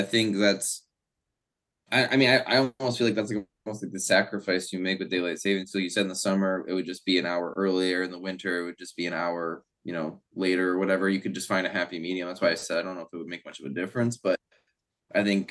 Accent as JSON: {"language": "English", "region": "Ohio", "country": "United States", "tie": "born or raised there", "said": "I grew up in Ohio"}